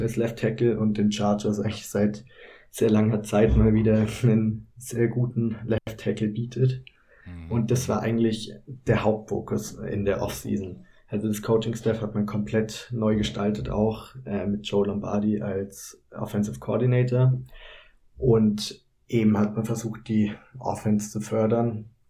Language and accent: German; Kempten, Bavaria, Germany; moved away as an adult; now in Cologne, Germany; eigentlich komme ich aus Kempten in Bayern, aber ich mache derzeit mein Praktikum in Köln